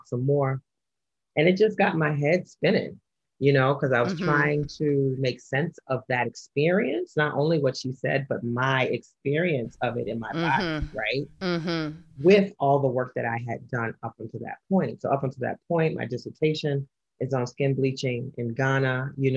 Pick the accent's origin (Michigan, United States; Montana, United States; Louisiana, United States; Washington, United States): Louisiana, United States; New Orleans; moved away; I grew up in New Orleans, which has a long history of colorism and identity politics